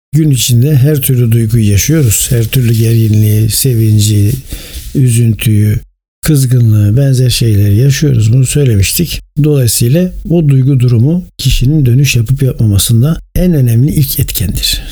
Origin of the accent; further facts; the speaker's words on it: Turkey; bir Türk vatandaşı olarak ve bir Türk olarak